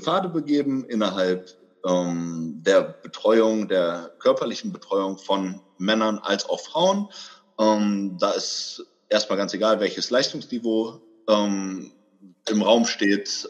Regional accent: Bremen, Germany; also born or lived in Hamburg; now in Berlin, Germany; Ich komme ursprünglich aus dem Norden Deutschlands. Ich komme aus Bremen, habe auch ganz viel Zeit meines Lebens in Hamburg verbracht.

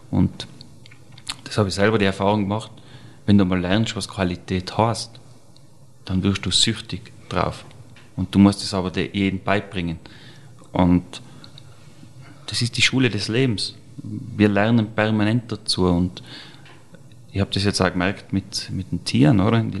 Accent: Tyrol, Austria; Mit 14 nach Wien als Tiroler, das ist ja unvorstellbar.

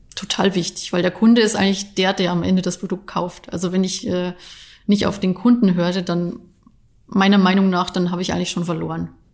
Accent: Bavaria, Germany; now in Leverkusen, Germany; Ich bin ja eigentlich äh, gebürtige Bayerin, das heißt, ich komme gar nicht wirklich von hier

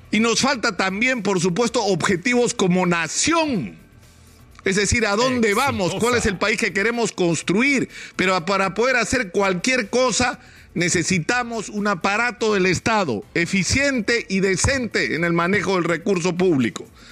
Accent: Peru

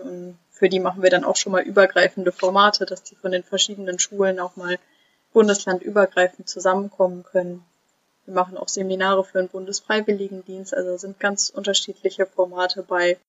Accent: near Cologne, North Rhine-Westphalia, Germany; moved away as an adult; now in Rostock, Germany; Ich komme nämlich eigentlich aus der Nähe von Köln

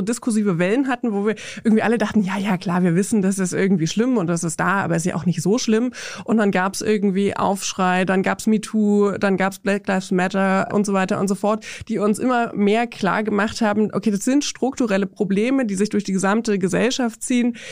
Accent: Brandenburg, Germany; Also ich komme aus Brandenburg in Deutschland

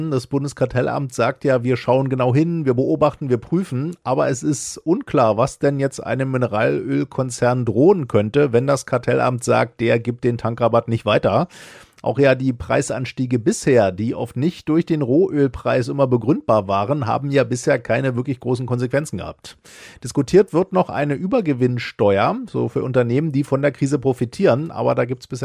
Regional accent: Zweibrücken, Rhineland-Palatinate, Germany; Zwei Brücken.

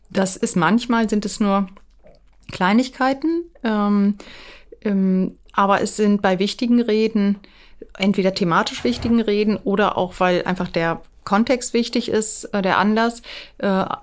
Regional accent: Schleswig-Holstein, Germany; als Schleswig-Holsteiner äh, Minister

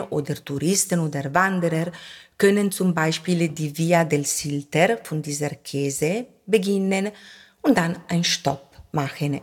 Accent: Verona, Veneto, Italy; German is a second language; moved away as an adult; now in Val Camonica, Italy; ich bin in Verona geboren. Dann habe ich meinen Mann kennengelernt und ich wohne in Camonica-Tal

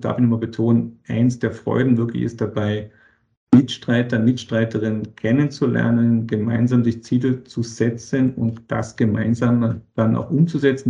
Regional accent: Berlin, Germany; moved away as an adult; also born or lived in Boston, United States; now in Vienna, Austria; ich komme aus Berlin, aus Deutschland, von Deutschland nach Amerika

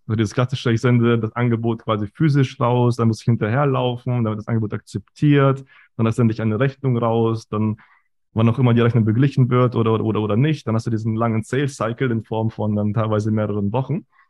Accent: Germany; also born or lived in Kazakhstan; geboren in Kasachstan, kam dann mit sieben nach Deutschland, klassischer Werdegang, Schule, Uni

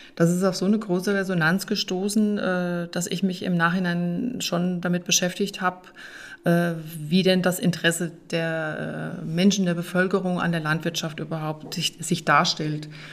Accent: Hilders, Hesse, Germany; moved away as an adult; now in Weißbach, Germany; meinem Heimatort von Hilders

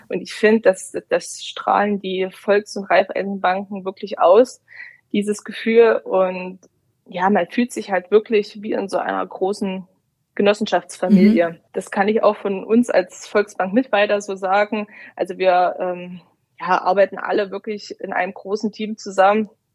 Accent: Brandenburg, Germany; moved away as an adult; also born or lived in Dresden; Ich komme ursprünglich aus Brandenburg

